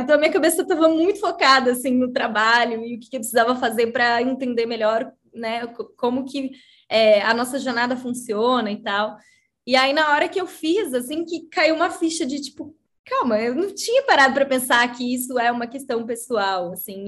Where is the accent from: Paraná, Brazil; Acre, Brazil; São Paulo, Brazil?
Paraná, Brazil; Curitiba; sou de Curitiba, é, eu tenho 33 anos também.